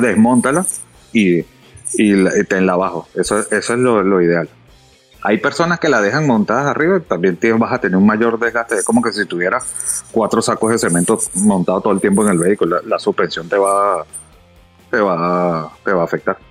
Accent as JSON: {"language": "Spanish", "country": "Venezuela", "tie": "born or raised there", "moved": "as an adult", "lives_now": "Dominican Republic", "said": "ya tengo desde el año 2010 que me mudé a República Dominicana. Ya yo nací en Venezuela, pero pues ya me hice dominicano"}